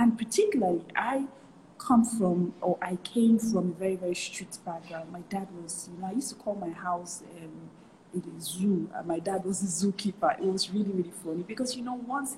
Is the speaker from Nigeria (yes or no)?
yes; Nigeria; I grew up in a typical Nigerian house